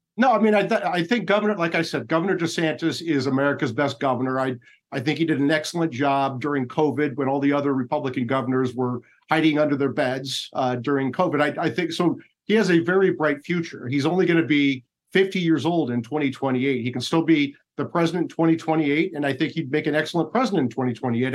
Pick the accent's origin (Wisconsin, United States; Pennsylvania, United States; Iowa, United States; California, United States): Iowa, United States; moved away; I'm from Iowa. When I go back to Iowa